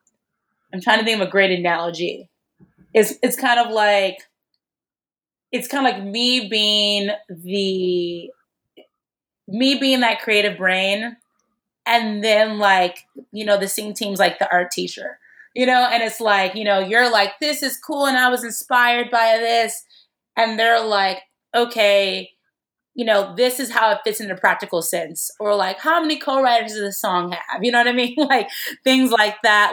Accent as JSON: {"language": "English", "town": "Chicago", "region": "Illinois", "country": "United States", "said": "I'm from Chicago"}